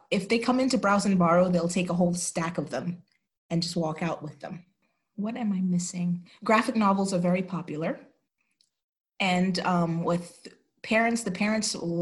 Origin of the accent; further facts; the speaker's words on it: New York City, New York, United States; moved away as an adult; also born or lived in St. Lucia / Albany, New York / Utah / Wyoming; I was born in St. Lucia, which is a Caribbean island, and mostly raised between Brooklyn and Queens.